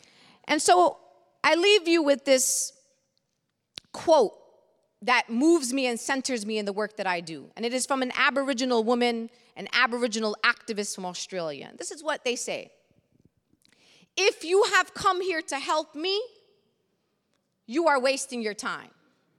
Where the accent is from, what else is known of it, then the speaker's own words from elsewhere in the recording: Brooklyn, New York, United States; I come Palestinian and Muslim. I come a socialist. I come a progressive. I come from Brooklyn.